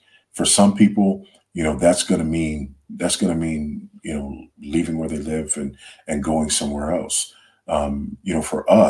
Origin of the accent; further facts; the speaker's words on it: United States; No, I am absolutely not an African. I am an American through and through.